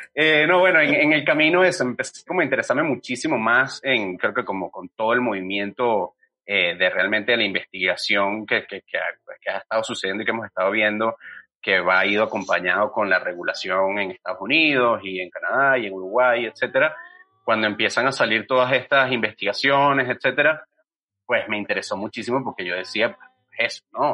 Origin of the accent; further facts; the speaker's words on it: Venezuela; now in Mexico; yo soy venezolano